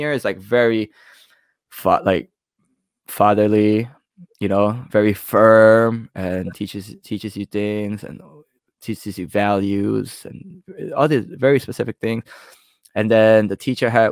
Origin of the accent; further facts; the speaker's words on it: New York, United States; I'm from New York